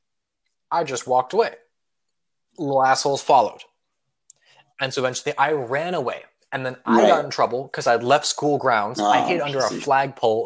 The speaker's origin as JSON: {"language": "English", "region": "Colorado", "country": "United States", "tie": "born or raised there", "said": "my home state of Colorado"}